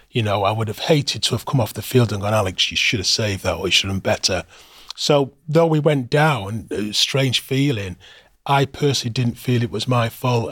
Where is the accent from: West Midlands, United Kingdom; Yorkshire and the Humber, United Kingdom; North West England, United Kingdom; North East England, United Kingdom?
North West England, United Kingdom; Manchester; also born or lived in Moss Side, Manchester; I was born in Mos Eider, stone's throw away from the old Main Road Stadium, and my family moved to Levenshurst when I was about three years of age, so, uh, that was where I was sort of brought up as a young child, Levenshurst.